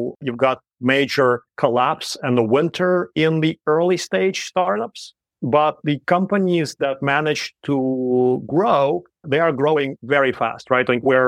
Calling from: Shanghai, China; So right now I'm calling from Shanghai, China.

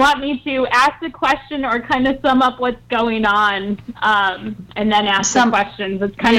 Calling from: Asheville, North Carolina, United States; I'm calling from Asheville, North Carolina.

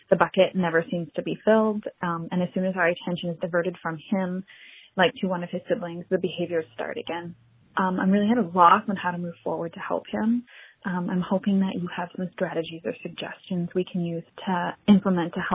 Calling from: British Columbia, Canada; I'm from Northern British Columbia in Canada.

